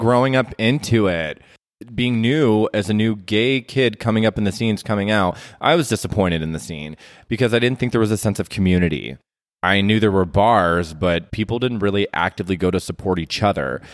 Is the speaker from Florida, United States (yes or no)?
no; Las Vegas, Nevada, United States; I'm born and raised from Las Vegas, Nevada